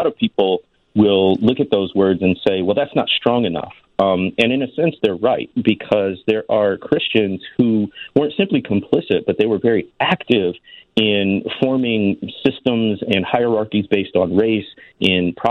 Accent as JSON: {"language": "English", "town": "Waukegan", "region": "Illinois", "country": "United States", "tie": "born or raised there", "also_born_or_lived": "Mississippi Delta / Jackson, Mississippi", "moved": "as an adult", "said": "I grew up in Waukegan, was born and raised there"}